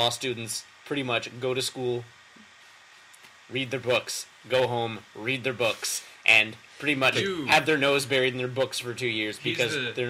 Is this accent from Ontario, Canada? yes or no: no; Vancouver, British Columbia, Canada; now in Victoria, Canada; Having been born and raised in Vancouver and then moved to the island.